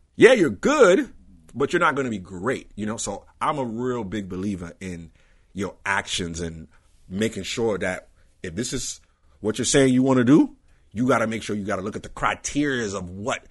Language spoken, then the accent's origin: English; New York, United States; I grew up in Queens